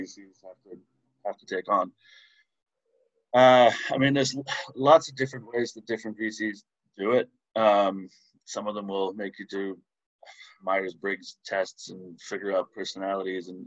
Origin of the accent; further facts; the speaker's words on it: Canada; moved away as an adult; also born or lived in Chicago, United States; now in London, United Kingdom; I'm originally Canadian. I haven't lived in Canada for 15 years or more